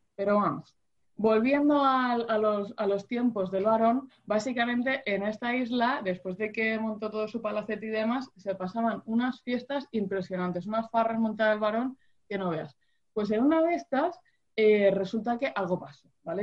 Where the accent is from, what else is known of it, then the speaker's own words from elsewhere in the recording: Region of Murcia, Spain; Y mi tierra es Murcia. Sí, señores, yo soy de Murcia